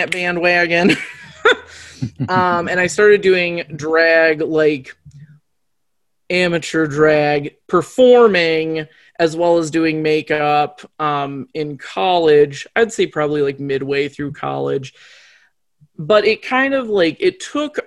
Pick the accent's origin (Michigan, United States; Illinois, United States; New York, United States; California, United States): Michigan, United States; Muskegon; also born or lived in Soddy Daisy, Tennessee; now in Grand Rapids, United States; I grew up in like my early childhood was in Soddy Daisy, Tennessee. And my like young adulthood was in Muskegon, Michigan. And I lived in Muskegon until I graduated high school